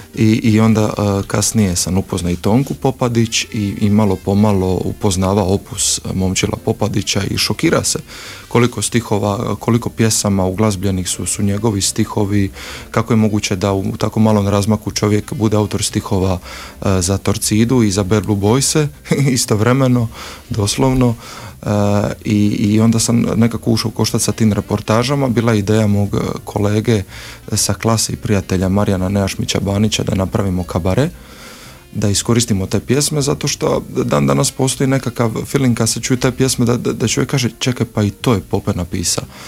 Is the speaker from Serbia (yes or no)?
no; Split, Split-Dalmatia County, Croatia; ja sam iz Splita